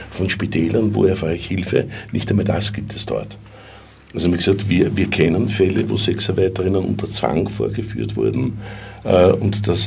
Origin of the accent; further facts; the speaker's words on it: Austria; Man darf nicht vergessen, als Österreicherin hat man natürlich bei der Verständigung weniger Probleme.